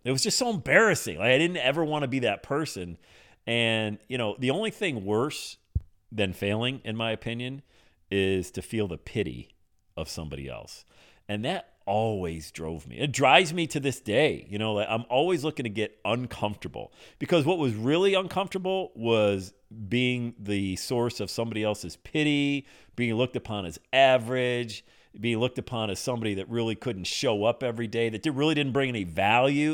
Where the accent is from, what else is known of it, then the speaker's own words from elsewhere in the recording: Bradford, Pennsylvania, United States; moved away as an adult; also born or lived in West Palm Beach, Florida; I'm in Bradford, P A, my hometown